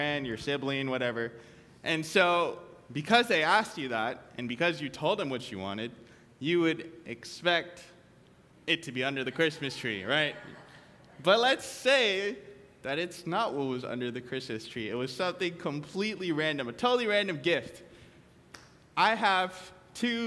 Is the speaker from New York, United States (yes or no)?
yes; New York, United States; now in Hawaii, United States; I grew up in New York